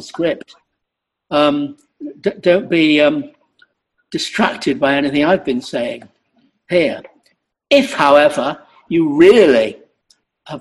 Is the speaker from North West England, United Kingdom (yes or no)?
yes; Salford, North West England, United Kingdom; I am a Mancunian, by the way. Actually, I'm from Salford.